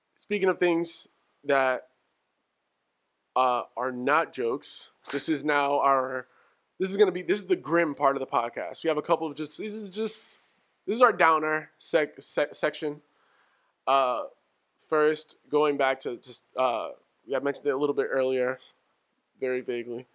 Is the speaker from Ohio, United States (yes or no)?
no; New York, United States; growing up in New York